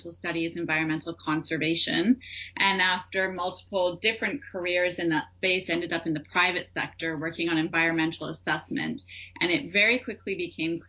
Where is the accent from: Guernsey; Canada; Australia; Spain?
Canada; Ottawa, Ontario; also born or lived in India; now in Vancouver, Canada; I'm from Ottawa